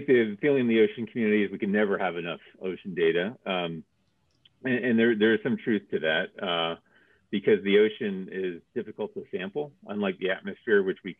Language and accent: English; Miami, Florida, United States; moved away; also born or lived in Rhode Island; I grew up in Miami